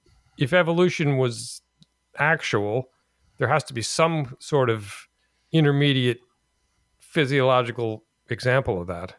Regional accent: Los Angeles, California, United States; born there; but I was born in East LA, you know.

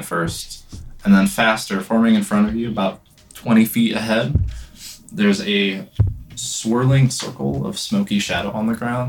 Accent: United States; I grew up in the States.

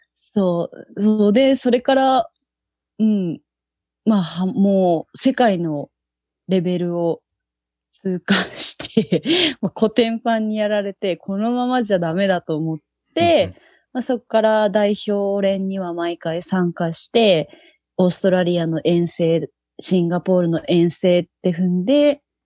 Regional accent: Yokohama, Kanagawa, Japan; 出身は神奈川、横浜です

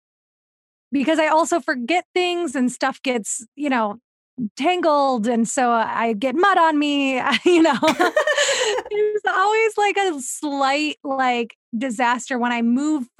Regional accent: Ohio, United States; accent: Ohio Midwestern; moved away; also born or lived in Los Feliz, Los Angeles; I'm from Ohio, so I say pop

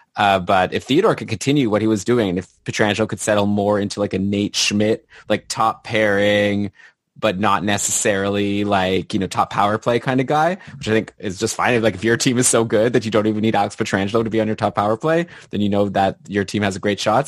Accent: Canada; as a Canadian

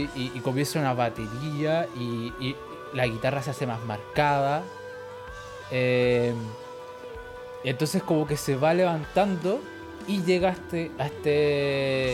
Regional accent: Chile; por azar de la vida, por cosas del universo, soy chileno

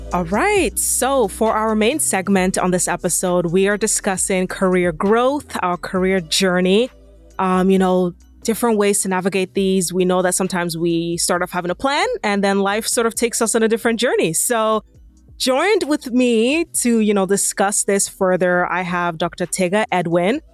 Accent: Nigeria; moved away; I'm also Nigerian

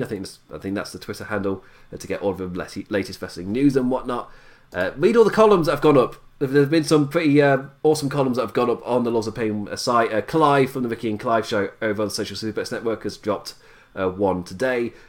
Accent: England, United Kingdom; I'm English

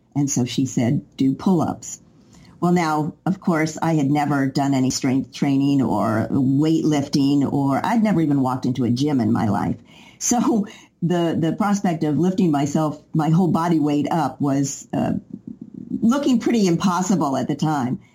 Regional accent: Knoxville, Tennessee, United States; moved away as an adult; also born or lived in New York; I moved to New York when I was 20 from Knoxville, Tennessee

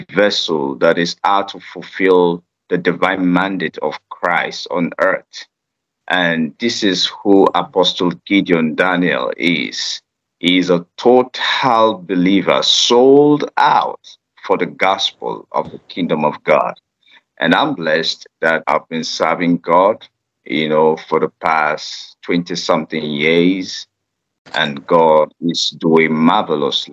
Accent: Nigeria; I am from Nigeria and a citizen of Nigeria

